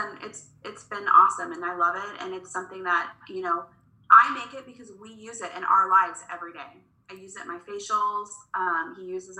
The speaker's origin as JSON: {"language": "English", "town": "Cocoa Beach", "region": "Florida", "country": "United States", "tie": "born or raised there", "moved": "yes", "lives_now": "Kansas City, United States", "said": "I was born in Florida. I was born in Cocoa Beach, Florida"}